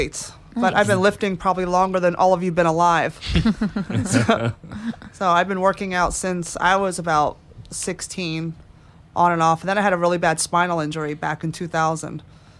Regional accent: California, United States; Like growing up in California

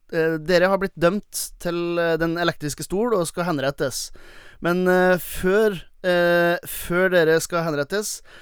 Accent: Velfjord, Nordland, Norway; i Velfjorden, der jeg kommer fra

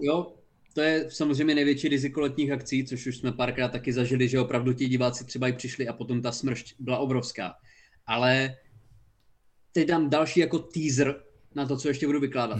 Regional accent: Haná, Olomouc Region, Czechia; now in Brno, Czechia; jsem z Hane a bydlím v Brně

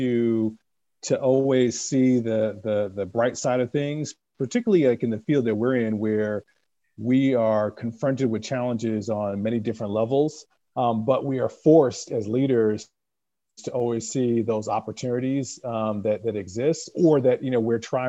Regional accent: New York, United States; growing up in New York

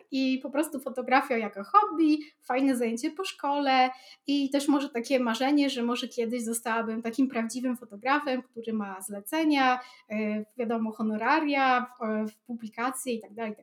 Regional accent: Białystok, Podlaskie Voivodeship, Poland; u mnie w Białym Stoku

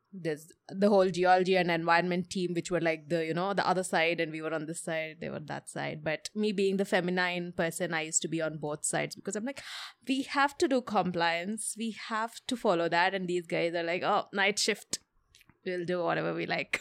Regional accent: Hyderabad, Telangana, India; I grew up in Hyderabad.

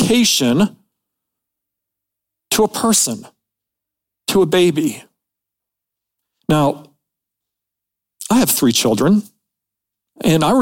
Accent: Midwest, United States; I was born in the Midwest

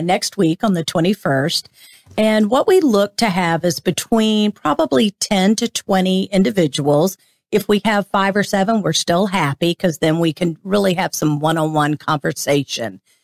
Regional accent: St. Augustine, Florida, United States; I was born here in St. Augustine

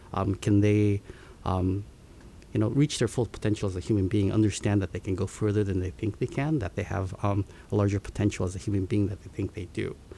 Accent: Seattle, Washington, United States; also born or lived in Tokyo, Japan; I was born in Tokyo and moved to um, Seattle when I was six years old with my parents

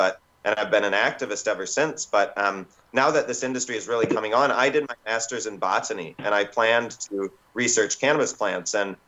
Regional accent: United States; moved away as an adult; also born or lived in Minnesota; now in New Zealand; I'm originally from the States. I moved to New Zealand 17 years ago when I thought it was going to be legalized.

